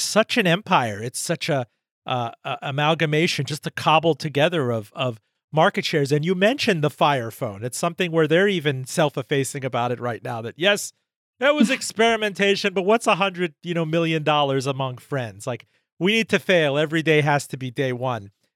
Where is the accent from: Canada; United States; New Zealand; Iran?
Iran; I was born in Iran